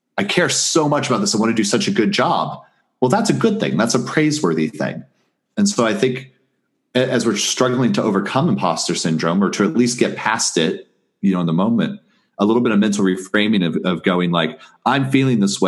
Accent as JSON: {"language": "English", "region": "Southwest Missouri", "country": "United States", "said": "I'm this kid from Southwest Missouri"}